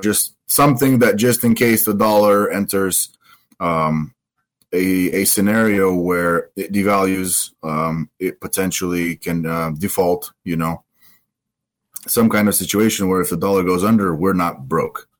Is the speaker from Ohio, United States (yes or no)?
no; Delta Junction, Alaska, United States; also born or lived in Vancouver, Washington; I grew up in Delta. Then I, then I moved to, to, uh, Vancouver, Washington for a few years, and then I moved back to Alaska